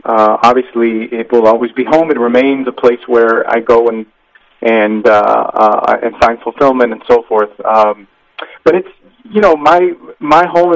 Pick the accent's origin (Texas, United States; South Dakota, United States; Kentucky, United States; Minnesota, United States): Texas, United States; Brownsville; I grew up in Brownsville, Texas, and if you imagine the state of Texas, I grew up on the southernmost tip